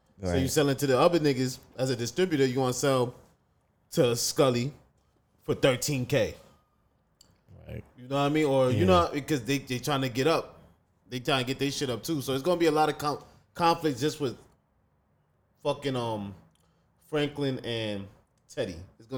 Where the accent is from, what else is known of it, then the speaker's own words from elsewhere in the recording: Mali; We're from the Mali.